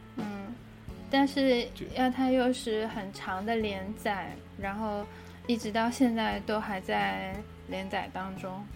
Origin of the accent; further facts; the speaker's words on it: Kunming, Yunnan, China; moved away; 我我就是昆明人是叫娘娘的